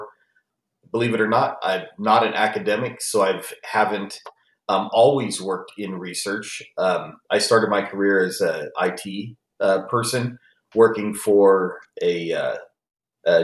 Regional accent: San Jose, California, United States; I lived and was born and raised in San Jose, California

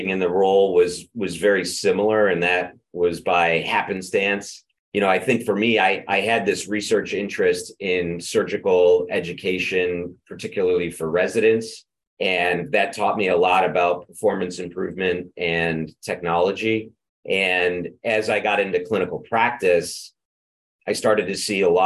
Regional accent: Rochester, New York, United States; I grew up in Rochester, which is where my medical center is.

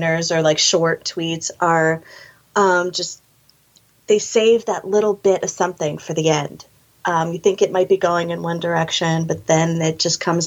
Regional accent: Connecticut, United States; I'm originally from Connecticut

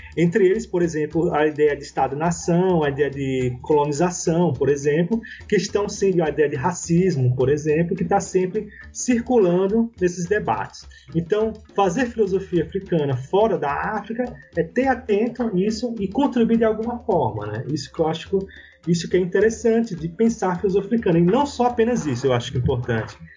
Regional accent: Brazil; enquanto brasileiros

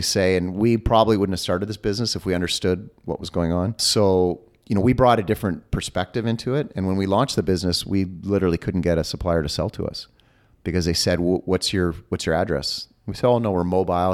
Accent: Canada; I am Canadian

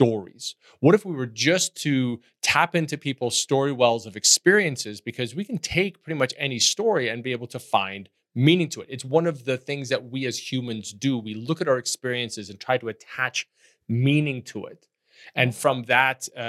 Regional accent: Netherlands; moved away; I grew up in Holland, and Holland is a very enchanted place of canals and bricks and moss

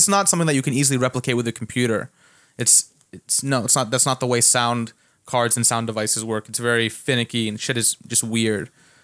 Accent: Canada; now in United States; I grew up in Canada

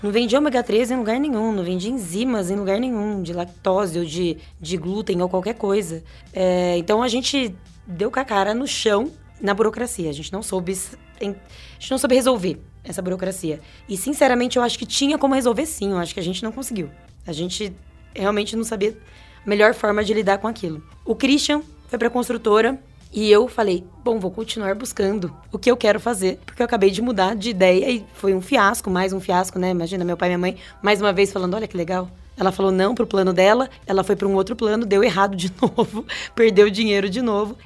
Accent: São Carlos, São Paulo, Brazil; A gente é de São Carlos e com muito, muito, muito orgulho

